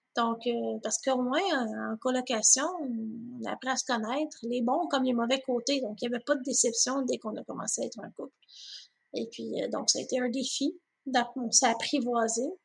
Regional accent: 450 North, Quebec, Canada; moved away as an adult; also born or lived in Longueuil / Brossard; now in Waterloo, Canada; pour moi qui venait du 450 Nord, donc Laval, de Montagne, Ocas, Saint-Eustache, c'est tout ce que je connaissais

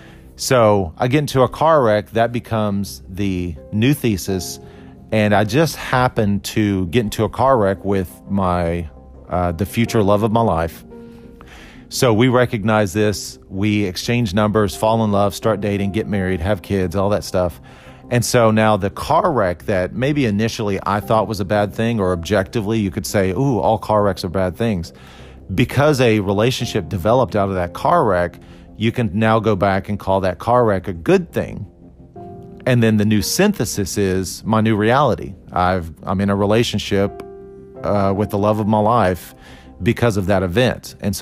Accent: Costa Rica; born there; the fact that I was born in Costa Rica, all these things that were kind of good or bad.

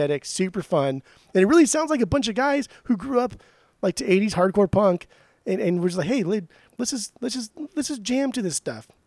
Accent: Orange County, Southern California, United States; we grew up in the California beach

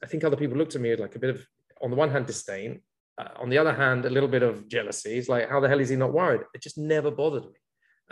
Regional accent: London, United Kingdom; moved away as an adult; now in Israel; I grew up in London, and I've been living here in Israel now for almost 23 years

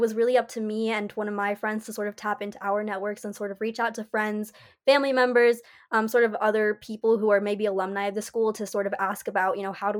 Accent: Salt Lake City, Utah, United States; moved away as an adult; I'm originally from Salt Lake City, Utah, where I've lived for about 19 years

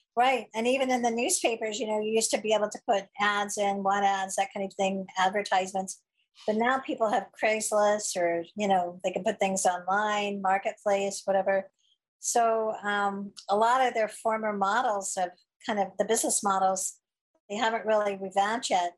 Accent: Missouri, United States; myself growing up in Missouri in the Midwest

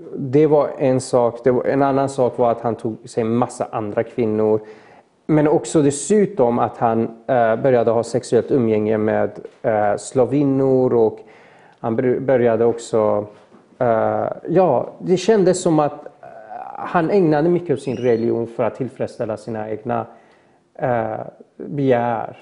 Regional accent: Mariestad, Västra Götaland, Sweden; also born or lived in Iran / Falkenberg / Gothenburg; jag gick ju grundskolan och liknande i Mariestad

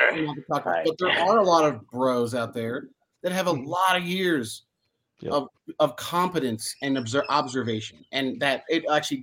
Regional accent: New Jersey, United States; I grew up in New Jersey where we had holly trees

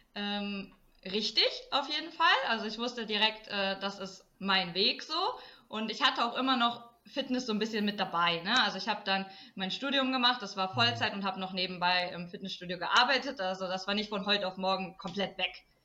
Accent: Emsland, Lower Saxony, Germany; also born or lived in Portugal / Cologne; dass ich wieder zurück in meine Heimat komme, weil ich war ja zwei Jahre in Portugal, dann war mhm. ich vier Jahre in Köln und dann bin ich wieder ins Emsland

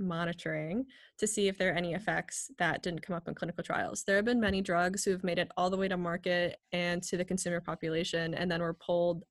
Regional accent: United States; we're from the United States

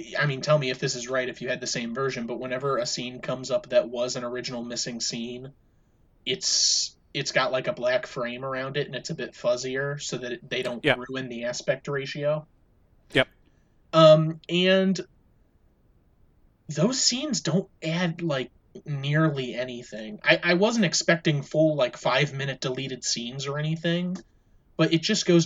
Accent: United States

